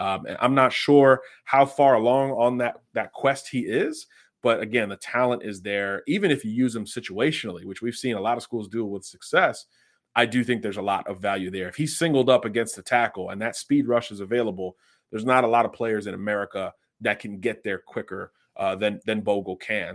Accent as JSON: {"language": "English", "region": "Florida", "country": "United States", "said": "down here in my home state of Florida"}